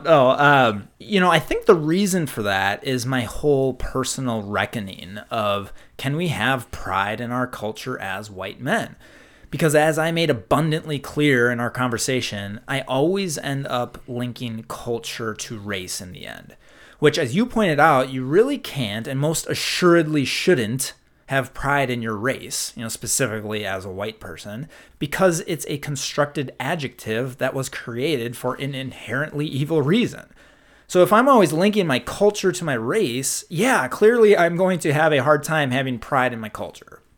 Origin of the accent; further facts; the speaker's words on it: Minnesota, United States; accent: Minnesota; I love my Minnesota accent